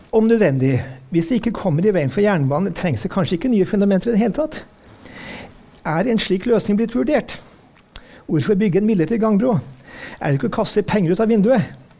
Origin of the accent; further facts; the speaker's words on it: Trøndelag, Norway; now in Oslo, Norway; Jeg er jo trønder som bor i Oslo.